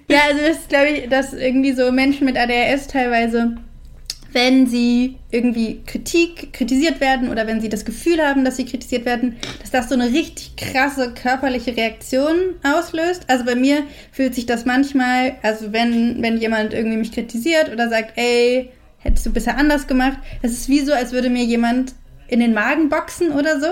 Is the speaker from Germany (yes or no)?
no; Switzerland; moved away; ich bin halt auch noch in der Schweiz aufgewachsen, zehn Jahre